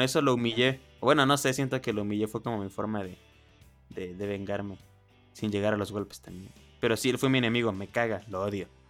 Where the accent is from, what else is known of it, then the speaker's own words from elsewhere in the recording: Oaxaca, Mexico; yo soy oaxaqueño